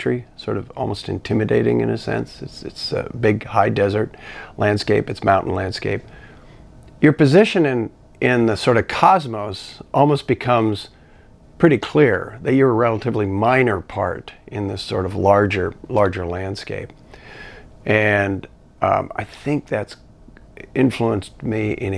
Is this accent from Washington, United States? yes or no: yes; east side of Washington, United States; moved away; also born or lived in California; they moved to the Pacific Northwest, specifically on the east side of Washington, which is sort of right on the border with Idaho